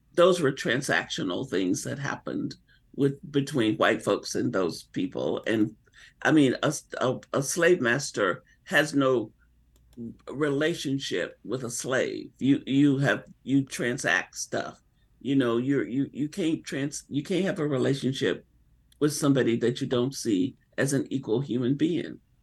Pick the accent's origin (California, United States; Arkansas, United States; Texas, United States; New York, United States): Arkansas, United States; as a little girl growing up in Arkansas